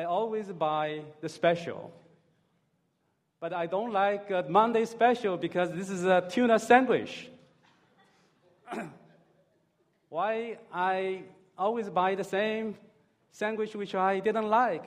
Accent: Hangzhou, Zhejiang, China; moved away as an adult; also born or lived in California; I'm from Hangzhou

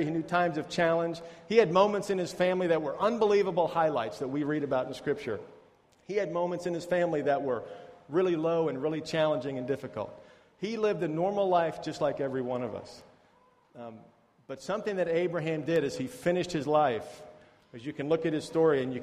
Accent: United States; moved away; I'm from America.

